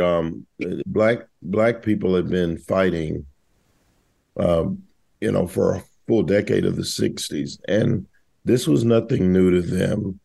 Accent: the South, United States; I grew up in the South

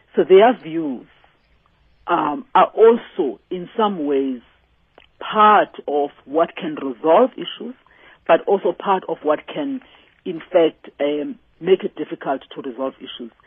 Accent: South Africa; as South Africans

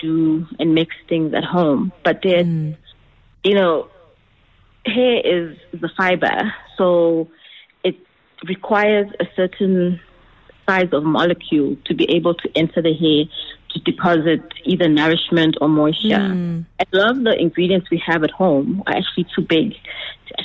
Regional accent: Eswatini; I was born in Swaziland

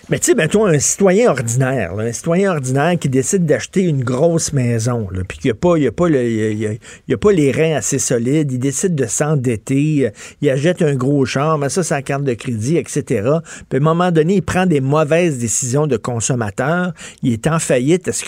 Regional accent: Quebec, Canada; Je suis un bon Québécois. Je voulais que mon entreprise demeure au Québec.

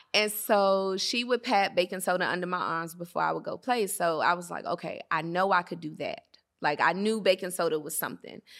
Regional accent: Atlanta, Georgia, United States; moved away as an adult; also born or lived in Washington, D.C. / Maryland; Washington, D C, the Maryland area, that's my home because that's where I was birthed, and, you know, it's in the D N A and who I am. but I grew up in Atlanta

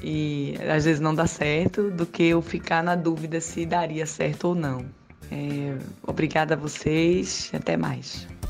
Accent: Recife, Pernambuco, Brazil; eu sou de Recife

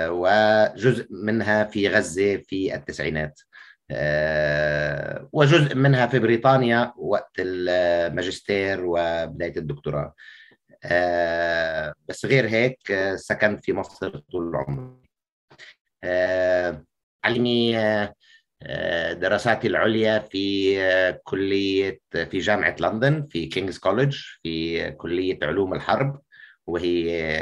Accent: Beirut, Beirut Governorate, Lebanon; يعني شوف اكيد انه خلقت في بيروت وبالتالي وخلقت لعائله سياسيه آه، وبالتالي كمان تربيت في أوساط الحرب الأهلية

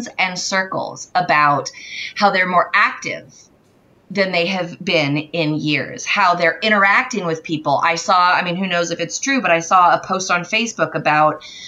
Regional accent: California, United States; moved away as an adult; also born or lived in Boston; I grew up in California and grew up in like orchard areas.

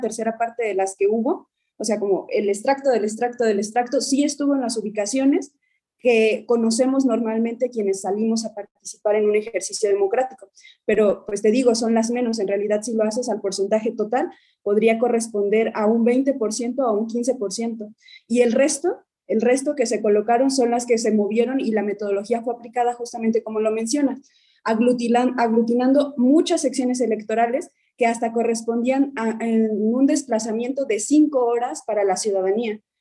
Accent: Guerrero, Mexico; Yo soy de Guerrero y el otro compañero también promovente, Omar, somos de Guerrero

